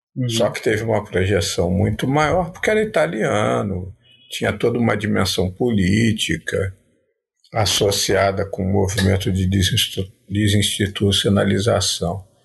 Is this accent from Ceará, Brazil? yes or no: no; Rio de Janeiro, Brazil; also born or lived in Paraíba; Apesar de ter parte da minha infância vivido na Paraíba, ter raízes em Minas Gerais, mas eu sou nascido no Rio de Janeiro